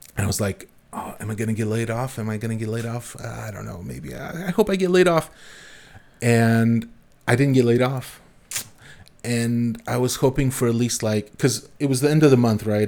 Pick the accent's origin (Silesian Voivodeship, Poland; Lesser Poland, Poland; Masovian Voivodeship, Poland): Masovian Voivodeship, Poland; Warsaw; now in Berlin, Germany; I come from Warsaw